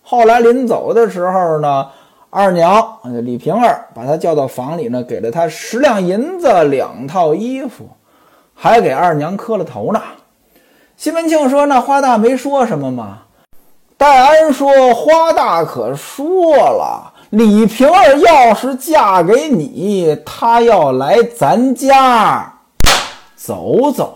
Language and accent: Chinese; northern China, China; now in Zhejiang, China; 我是北方人，我在老家的时候，这端午节我就知道一个吃粽子